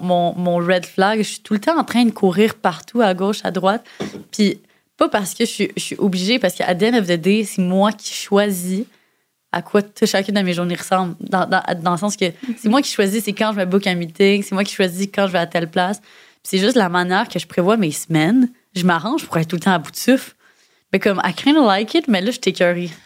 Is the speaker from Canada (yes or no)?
yes; Montreal, Quebec, Canada; j'avais de la misère à accepter plus jeune que je venais de Montréal